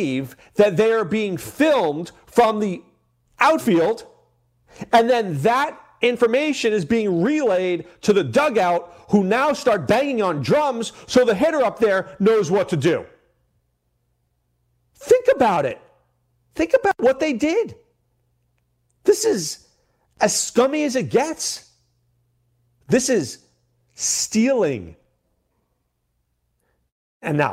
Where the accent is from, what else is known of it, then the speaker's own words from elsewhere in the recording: New York, United States; I grew up in New York